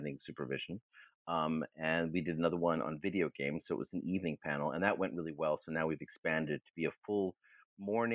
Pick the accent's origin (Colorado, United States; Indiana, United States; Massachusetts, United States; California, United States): Massachusetts, United States; Boston; first language German; English is a second language; also born or lived in New Haven, Connecticut / Hamburg, Germany / Princeton, New Jersey; And so I grew up mostly in Boston.